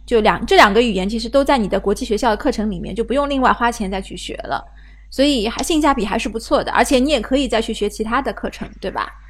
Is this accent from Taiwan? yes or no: no; China; 我们中国人